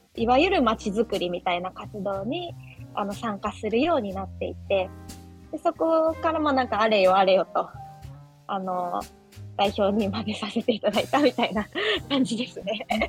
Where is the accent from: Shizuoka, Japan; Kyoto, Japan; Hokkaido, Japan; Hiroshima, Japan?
Shizuoka, Japan; Mishima; 生まれも育ちも三島っていうところで